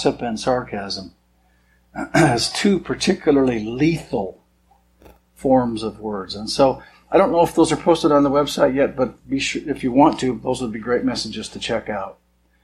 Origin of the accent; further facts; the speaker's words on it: Montana, United States; I was born and raised in Montana